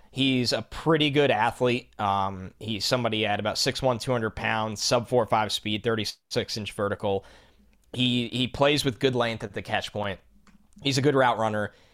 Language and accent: English; United States; I am from New York